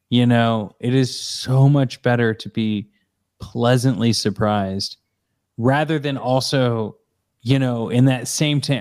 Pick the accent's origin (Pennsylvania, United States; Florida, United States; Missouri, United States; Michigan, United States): Missouri, United States; I grew up in Missouri.